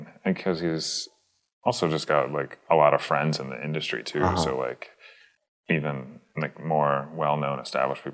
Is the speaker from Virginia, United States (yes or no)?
yes; Virginia, United States; moved away as an adult; also born or lived in Chicago, United States; now in Minneapolis, United States; I born and raised in Virginia